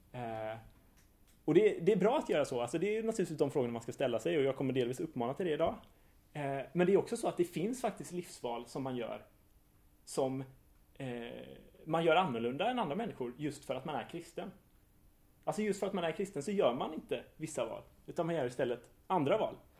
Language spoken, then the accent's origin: Swedish; Hajom, Västra Götaland, Sweden; i Hajom, där jag är uppvuxen